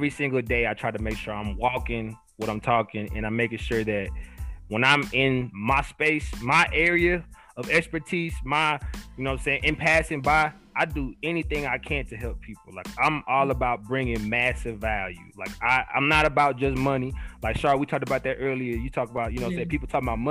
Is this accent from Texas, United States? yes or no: yes; Texas, United States; also born or lived in Montana; I'm from Texas